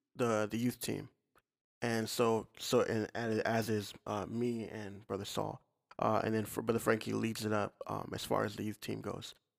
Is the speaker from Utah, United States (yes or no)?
no; Missouri, United States; growing up in Missouri